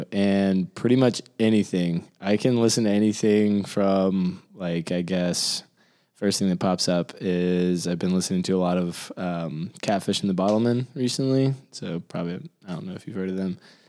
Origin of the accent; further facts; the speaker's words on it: Mount Juliet, Tennessee, United States; Mount Juliet, Tennessee.